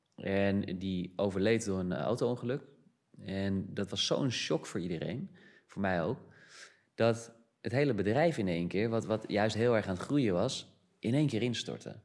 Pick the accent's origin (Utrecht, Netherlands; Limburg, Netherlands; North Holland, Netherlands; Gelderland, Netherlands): North Holland, Netherlands; Amsterdam; moved away; also born or lived in Brazil; Ik ben geboren in Amsterdam